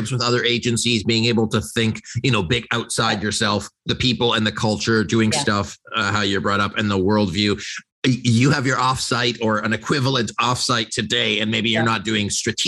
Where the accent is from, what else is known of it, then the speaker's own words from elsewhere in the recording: Vancouver, British Columbia, Canada; I was raised in Vancouver